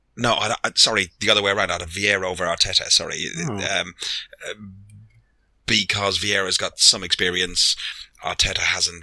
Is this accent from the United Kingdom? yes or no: no; Ireland; I'm Irish. I'm old.